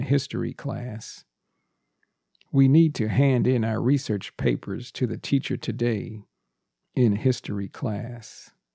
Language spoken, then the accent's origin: English; United States; first language English; also born or lived in Texas; I'm a native English speaker, born and raised in the United States